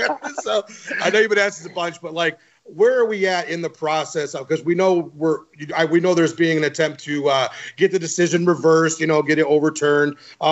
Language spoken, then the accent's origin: English; Midwest, United States